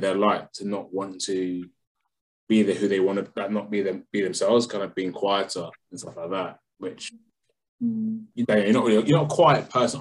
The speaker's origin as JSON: {"language": "English", "region": "London", "country": "United Kingdom", "tie": "born or raised there", "said": "I'm from London."}